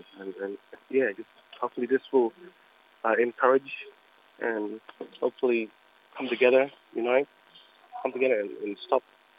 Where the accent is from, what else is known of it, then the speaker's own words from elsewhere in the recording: Elliott, Northern Territory, Australia; I'm from Jingali Mutba tribe in Elliot.